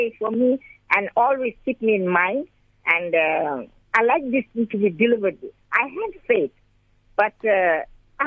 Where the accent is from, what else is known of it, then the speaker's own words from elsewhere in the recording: Durban, KwaZulu-Natal, South Africa; I'm from Durban